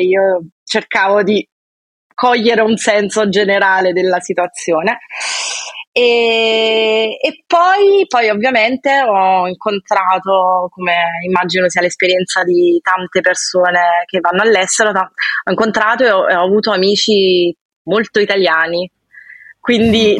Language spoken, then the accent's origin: Italian; Piano di Sorrento, Campania, Italy; moved away as an adult; also born or lived in Lausanne, Switzerland; now in Paris, France; vengo da Sorrento, più precisamente Piano di Sorrento